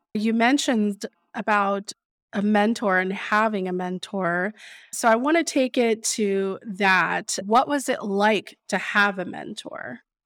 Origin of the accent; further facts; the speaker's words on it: Austin, Texas, United States; also born or lived in San Angelo, Texas; I was born and raised in Austin